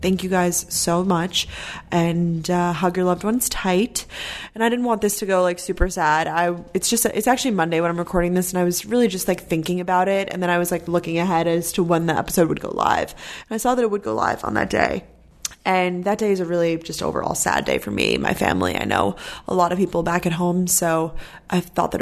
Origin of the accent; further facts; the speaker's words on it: Long Island, New York, United States; also born or lived in Georgia; I'm from Long Island, New York